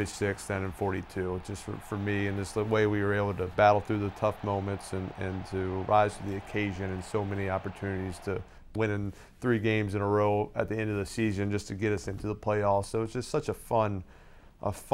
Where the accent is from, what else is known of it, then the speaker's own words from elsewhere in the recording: New Orleans, Louisiana, United States; moved away; I've seen lots of parades growing up in New Orleans and Mardi Gras